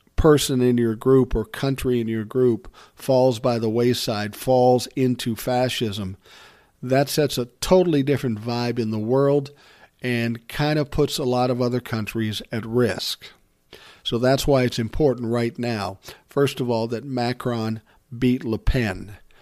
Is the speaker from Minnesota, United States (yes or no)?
yes; Minnesota, United States; he's from my home state